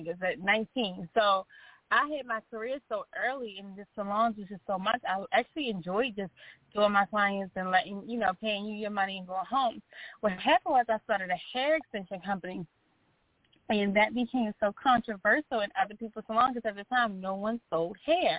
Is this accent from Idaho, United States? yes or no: no; Baltimore, Maryland, United States; I grew up in Baltimore, Maryland